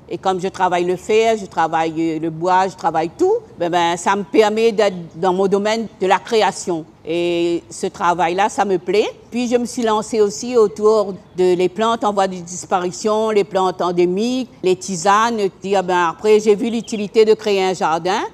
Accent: Saint-Denis, Réunion; J'ai grandi à Saint-Clotilde

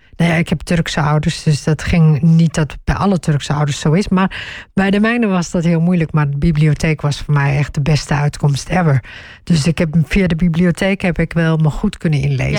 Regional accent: northeast Groningen, Netherlands; Ik ben in Noordoost-Groningen opgegroeid

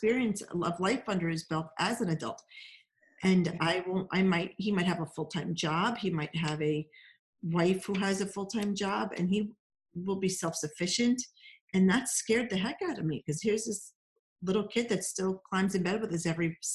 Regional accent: New Jersey, United States; I'm Jersey

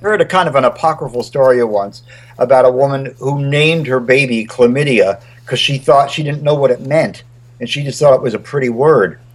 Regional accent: Wilmington, Delaware, United States; also born or lived in Charlottesville, Virginia / Nashville, Tennessee; now in Montclair, United States; I moved, uh, and I grew up really in Delaware, Wilmington, Delaware.

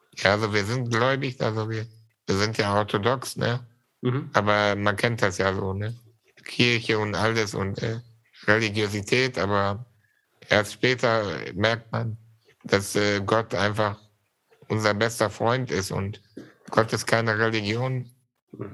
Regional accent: Germany; also born or lived in Syria; ich war ein Jahr alt, als wir nach Deutschland gekommen sind

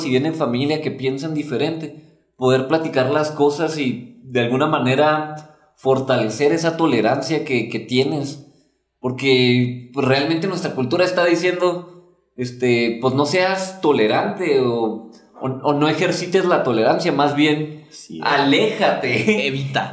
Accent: Mexico; en nuestra cultura de México

